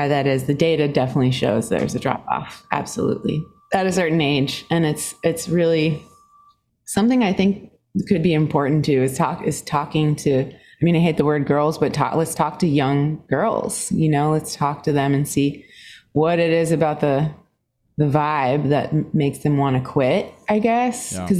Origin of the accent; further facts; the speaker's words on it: Singapore; born there; Yeah, I was born in Singapore. My dad was British and my mom is Swedish.